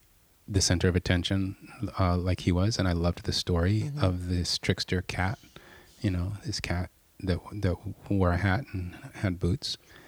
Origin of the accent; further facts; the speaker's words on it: United States; I grew up in the States, like everybody else.